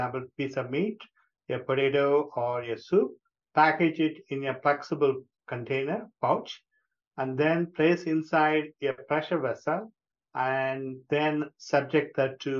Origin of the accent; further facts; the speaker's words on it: India; moved away as an adult; also born or lived in Thailand / Georgia, United States; now in Columbus, United States; I'm originally from India